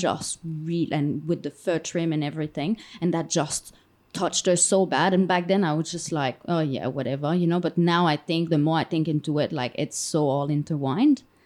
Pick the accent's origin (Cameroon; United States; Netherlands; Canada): Canada; moved away; as a Canadian